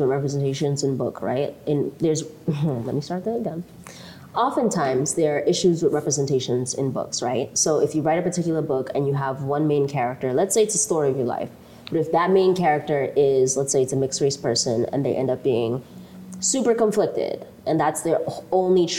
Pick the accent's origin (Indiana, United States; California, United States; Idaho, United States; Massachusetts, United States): Massachusetts, United States; Lawrence; also born or lived in Eldama Ravine, Kenya; I grew up in Lawrence, we don't have a lot of that culture